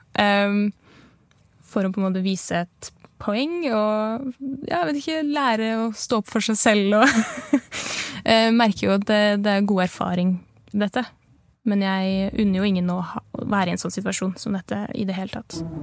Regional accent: Nesbyen, Buskerud, Norway; moved away as an adult; now in Bergen, Norway; jeg er fra Nesbyen i Hallingdal. Ganske lite sted

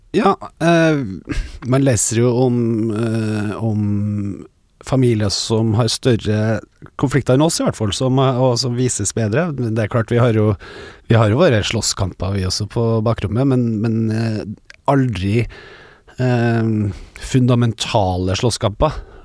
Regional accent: Trøndelag, Norway; vi er jo trøndere

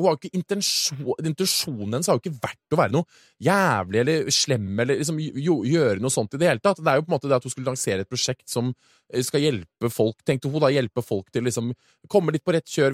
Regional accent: Oslo, Norway; also born or lived in San Francisco; jeg vokste opp i Oslo

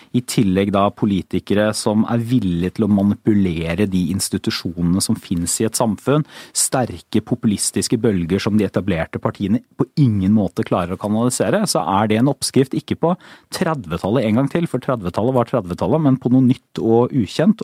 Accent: Porsgrunn, Telemark, Norway; now in Oslo, Norway; jeg er fra Porsgrunn, det er ikke veldig langt fra Oslo til Porsgrunn

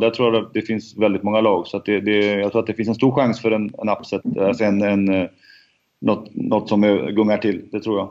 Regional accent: Sweden; jag som svensk

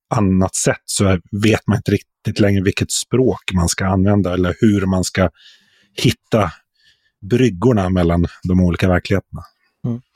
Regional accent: Sweden; som som svensk journalist

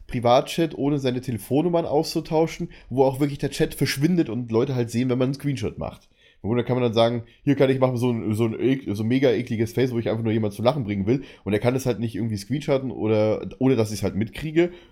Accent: outside Munich, Bavaria, Germany; now in Berlin, Germany; meine Heimat zeigen würde, so mit See oder sowas

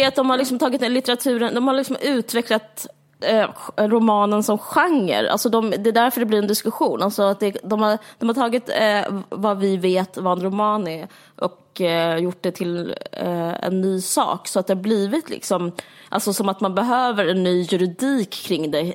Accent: Sweden; som svensk är man så, man är så väder, väderrelaterad

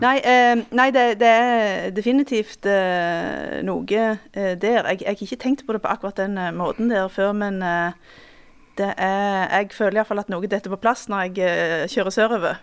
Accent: Western Norway, Norway; tilhører jo iallfall jeg eh, en, en motkultur og en vestlandskultur

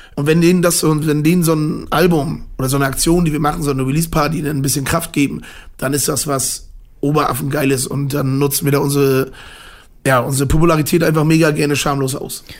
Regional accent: Mecklenburg-Vorpommern, Germany; born or raised there

